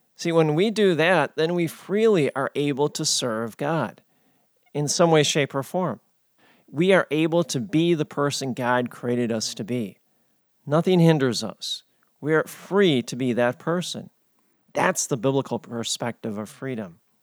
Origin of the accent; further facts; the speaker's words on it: United States